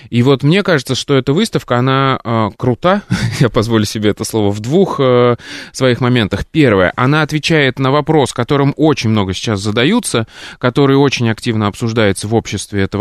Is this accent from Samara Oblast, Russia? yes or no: yes; Samara, Samara Oblast, Russia; now in Moscow, Russia; Тема актуальная для меня, как для коренного, в кавычках, москвича с 13-летним стажем, приехавшим сюда из Самары.